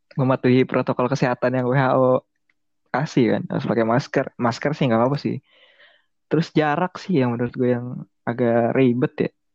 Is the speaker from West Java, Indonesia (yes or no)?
no; Jakarta, Indonesia; Gua orang Jakarta